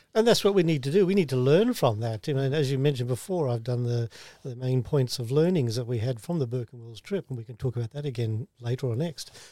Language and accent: English; Australia; I'm the first Australian born of our family. We're mostly from South Wales and the U K.